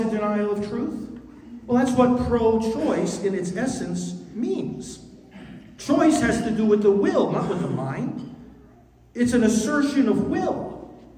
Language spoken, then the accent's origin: English; New York, United States; my home state of New York